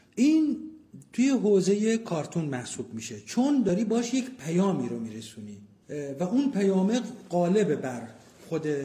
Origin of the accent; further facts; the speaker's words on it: Abadan, Khuzestan, Iran; متولد 1352 آبادان